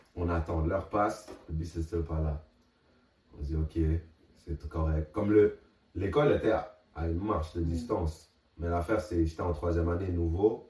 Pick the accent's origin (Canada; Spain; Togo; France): Canada; Quebec; moved away; en tant que Québécois